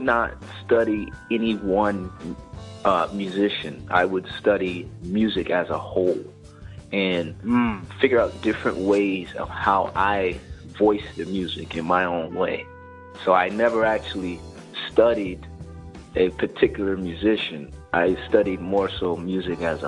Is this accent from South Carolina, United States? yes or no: yes; Charleston, South Carolina, United States; now in Maryland, United States; I am originally from Charleston, South Carolina. That's where I grew up